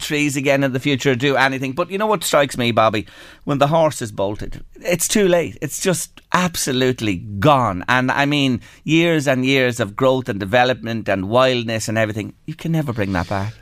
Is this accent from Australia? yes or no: no; Drogheda, Leinster, Ireland; I grew up on the North Road.